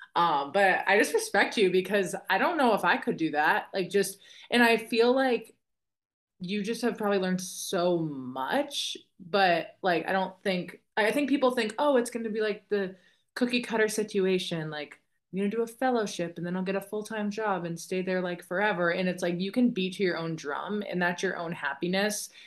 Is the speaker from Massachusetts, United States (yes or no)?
yes; Boston, Massachusetts, United States; I'm from Boston